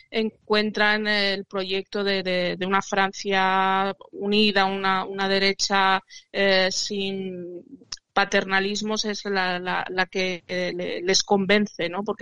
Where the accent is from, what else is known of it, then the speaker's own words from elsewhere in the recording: Spain; yo soy español igual que tú y tengo mis propias ideas.